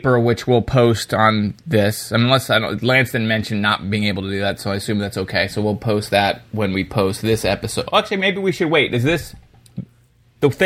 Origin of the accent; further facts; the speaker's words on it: Northeast United States, United States; You and I are Northeasterners